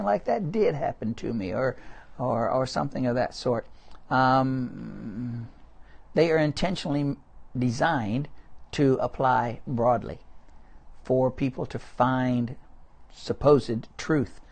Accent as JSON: {"language": "English", "region": "Midwest", "country": "United States", "tie": "born or raised there", "also_born_or_lived": "New Orleans", "moved": "yes", "said": "I didn't eat anything other than meat and potatoes. growing up in the Midwest"}